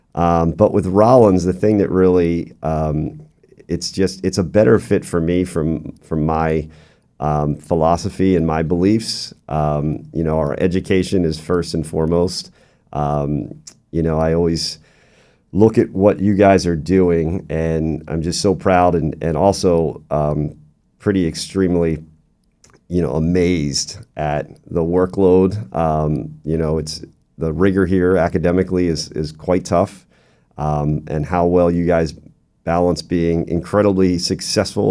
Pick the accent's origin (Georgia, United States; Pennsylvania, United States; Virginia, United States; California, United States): Pennsylvania, United States; Doylestown; moved away as an adult; also born or lived in Ohio / Albany; now in Central Florida, United States; I'm originally from Doylestown, Pennsylvania. It's about an hour outside of the Philadelphia hour, uh, area